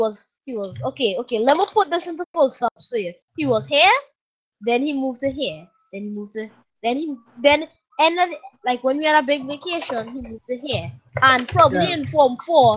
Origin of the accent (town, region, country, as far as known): Trinidad & Tobago